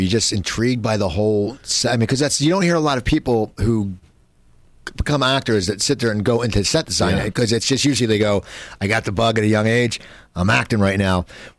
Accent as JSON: {"language": "English", "region": "New Jersey near Philadelphia", "country": "United States", "tie": "born or raised there", "said": "I grew up in New Jersey near Philadelphia, and I had a paper route."}